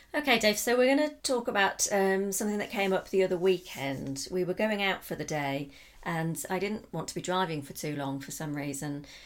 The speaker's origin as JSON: {"language": "English", "region": "South of England", "country": "United Kingdom", "accent": "standard Southern", "moved": "as an adult", "lives_now": "Portugal", "said": "have a pretty standard Southern accent. I sound like most people from the South of England, though I've got a slight Northern influence to my vowels."}